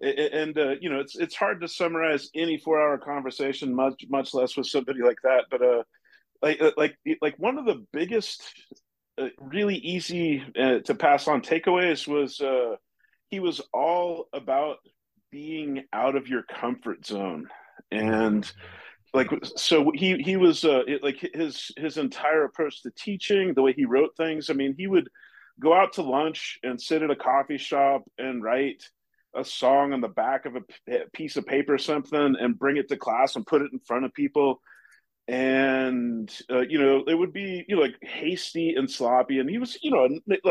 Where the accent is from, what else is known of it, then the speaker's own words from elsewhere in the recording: Portland, Oregon, United States; moved away; also born or lived in New York / Santa Fe; I grew up in Portland, Oregon